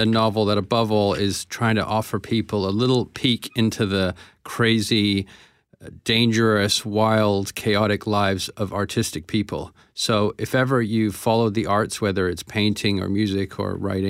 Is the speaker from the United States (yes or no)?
no; Canada; also born or lived in Paris / Rome; Now, maybe that mix, maybe that's being Canadian as well.